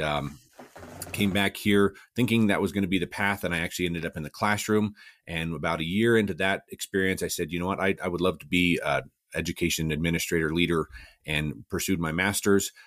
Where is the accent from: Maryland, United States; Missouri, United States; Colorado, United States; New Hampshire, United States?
Colorado, United States; Cortez; also born or lived in Alamosa, Colorado; born and raised in Southwest Colorado, uh, a little town called Cortez